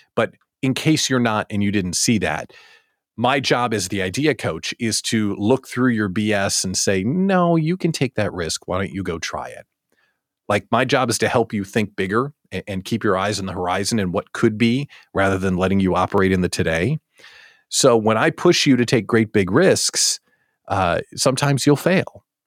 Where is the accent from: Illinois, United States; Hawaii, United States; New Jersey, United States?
Illinois, United States; Chicago; I'm from Chicagoland.